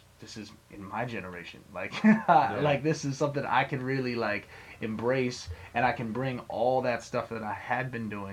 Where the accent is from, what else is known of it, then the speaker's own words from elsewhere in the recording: West Stockbridge, Massachusetts, United States; moved away; I grew up out in Western Mass, like out in the sticks.